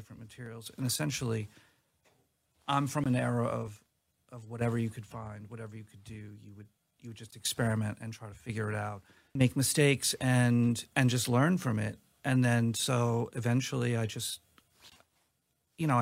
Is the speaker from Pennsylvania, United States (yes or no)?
no; New York, United States; I grew up in New York